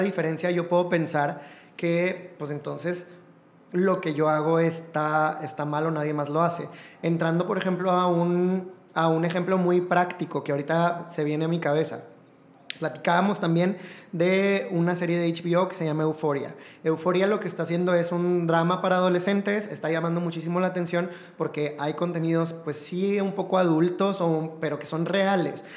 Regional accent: Mexico; para nosotros como mexicanos

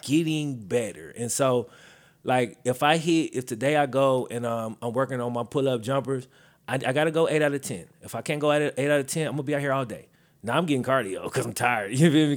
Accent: Mississippi, United States; moved away; I am originally from Mississippi

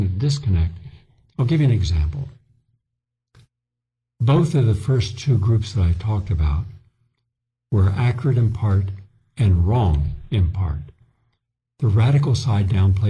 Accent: Appalachia, West Virginia, United States; moved away as an adult; now in New York, United States; I come from Appalachia, West Virginia. I was born and raised there, went to college there before I came to New York

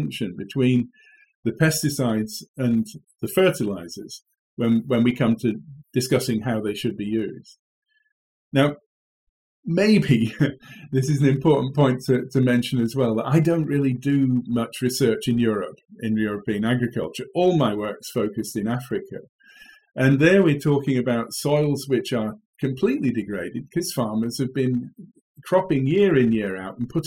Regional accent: England, United Kingdom; moved away as an adult; also born or lived in Kent; now in Wageningen, Netherlands; you'll have heard from my accent, I hail from England.

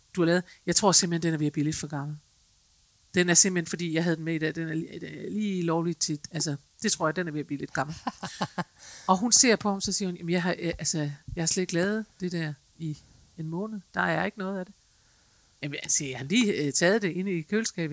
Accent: Denmark; vi er som mennesker, som danskere måske

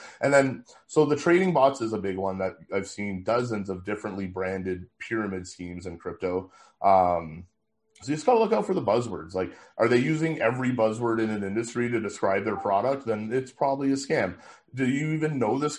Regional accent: Ottawa, Ontario, Canada; Ottawa, my hometown

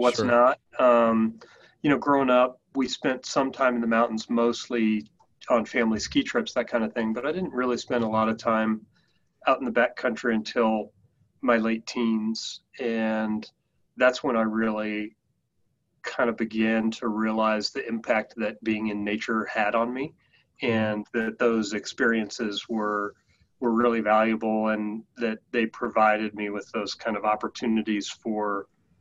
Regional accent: Denver, Colorado, United States; I'm a Coloradan through and through. So I grew up here in Colorado in Denver and have spent pretty much all my life here

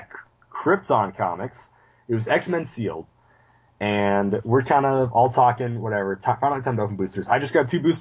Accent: South Dakota, United States; I'm that hick from South Dakota

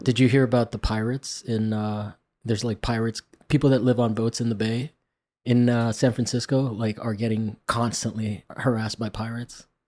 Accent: Rome, Lazio, Italy; moved away; I grew up in Rome

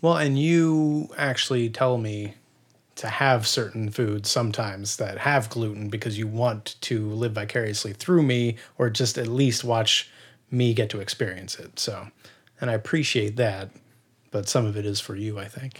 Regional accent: near Reading, Pennsylvania, United States; moved away; I am from close to Philadelphia, about an hour and a half to two hours outside of Philadelphia where I grew up. Um, it's actually near Redding, Pennsylvania

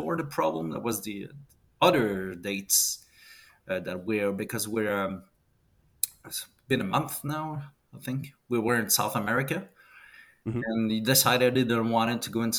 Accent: Canada; As a Canadian

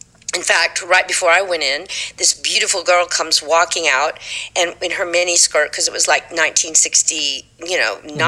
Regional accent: Fort Worth, Texas, United States; accent: Texas; moved away as an adult; also born or lived in New York; Fort Worth, Texas.

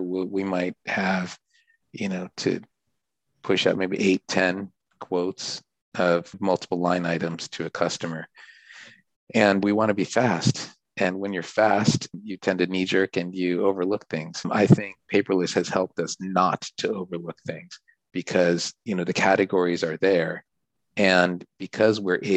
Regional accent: Southern California, United States; also born or lived in Japan; I grew up in Southern California, got an economics degree

